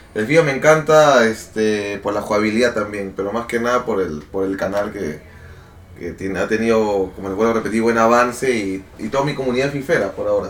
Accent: Peru; Soy streamer peruano

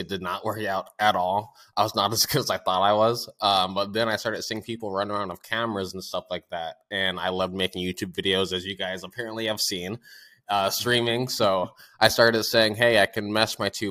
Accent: United States; I'm from Washington.

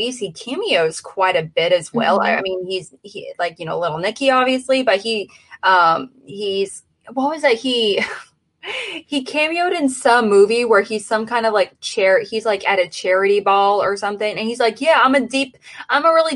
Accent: St. Louis, Missouri, United States; I'm from St. Louis

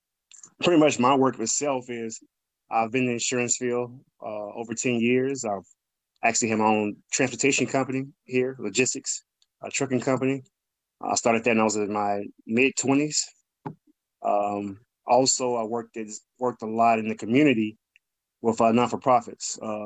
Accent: Chicago, Illinois, United States; I'm from Illinois. I'm actually from the west side of Chicago. I was born and raised here. Went to school here on the west side as well.

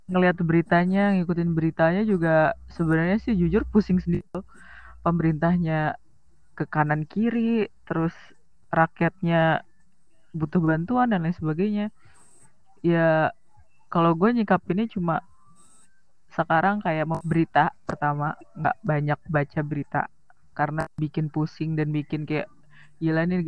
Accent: Kebumen, Central Java, Indonesia; di daerah gue di Kebumen tuh uh, kurang ini juga sih kurang kekurangan APD

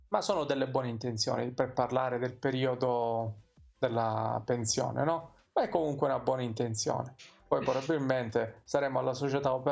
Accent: province of Messina, Sicily, Italy; Io della provincia di Messina, per ora.

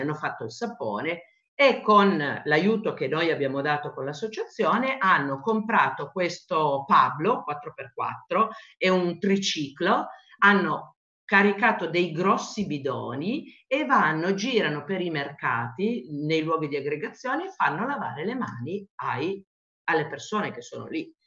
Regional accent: Italy; sono nata in Italia

